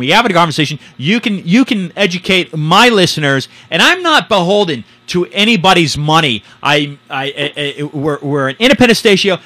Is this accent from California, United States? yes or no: yes; San Francisco, California, United States; I'm from San Francisco